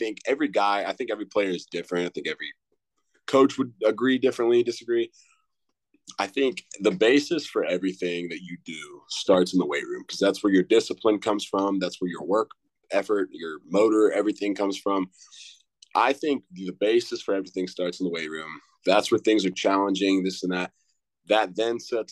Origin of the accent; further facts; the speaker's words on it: Southern Ohio, United States; moved away as an adult; now in Tennessee, United States; growing up in Southern Ohio